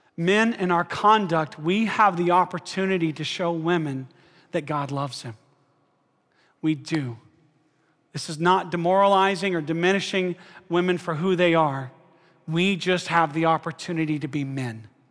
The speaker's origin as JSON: {"language": "English", "region": "Alabama", "country": "United States", "said": "I'm from Alabama."}